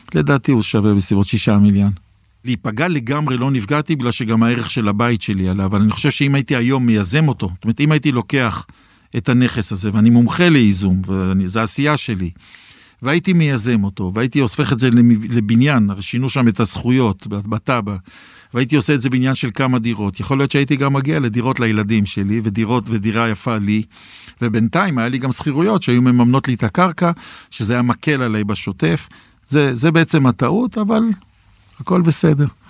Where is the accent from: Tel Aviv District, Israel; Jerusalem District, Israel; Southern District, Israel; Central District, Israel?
Jerusalem District, Israel; Jerusalem; אני ירושלמי